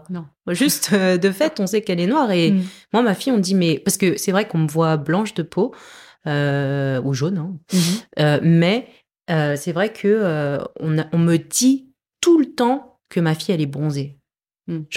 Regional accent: France; j'ai grandi en France

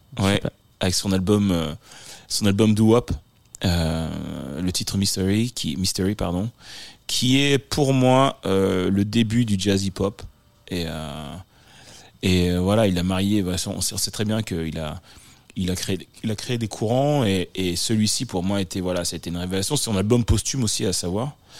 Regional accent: Le Havre, Normandy, France; also born or lived in Paris / Bordeaux / Martinique; now in Los Angeles, United States; Je suis né, euh, au Havre, en Normandie, euh, donc L H, le Havre

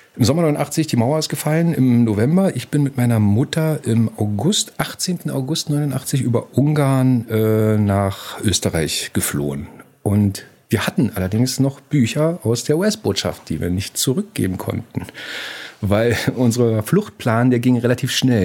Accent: Berlin, Germany; Ich komme aus der DDR, aus Berlin groß geworden

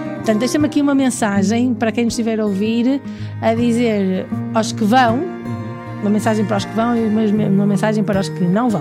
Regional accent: Diocese of Porto, Porto District, Portugal; é a mesma paróquia de onde eu sou, também aqui na Diocese do Porto

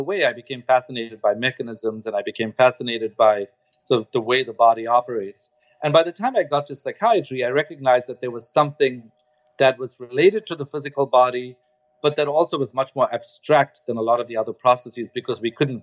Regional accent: Durban, KwaZulu-Natal, South Africa; moved away; also born or lived in Stellenbosch; I grew up in Durban, and I was the first student of color in this department that I went

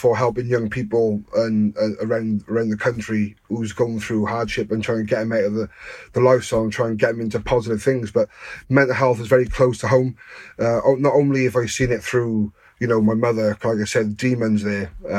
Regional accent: Newport, Wales, United Kingdom; I grew up in Newport

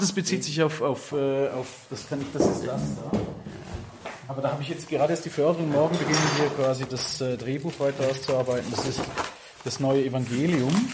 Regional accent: Switzerland; now in Ghent, Belgium; die man als Schweizer hat, aufgewachsen zu sein

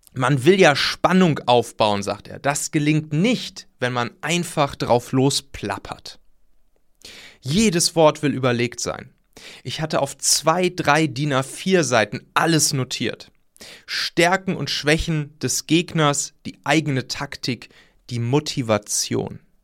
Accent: near Leverkusen, North Rhine-Westphalia, Germany; ich bin da ja in der Nähe aufgewachsen

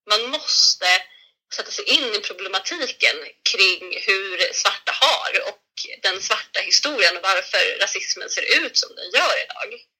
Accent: Sweden; jag är från Sverige. Jag är född här i Sverige. Jag är ifrån Sverige.

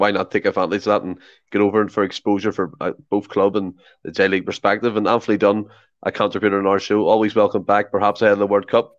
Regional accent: Ireland; I'm Irish

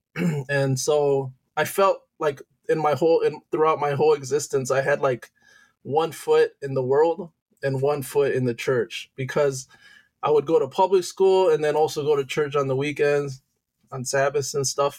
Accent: Detroit, Michigan, United States; also born or lived in Loma Linda, California / Santo Domingo; I moved to Detroit, Michigan when I was three, and at that time is where um, you know, it, I it basically grew up as a Michigander

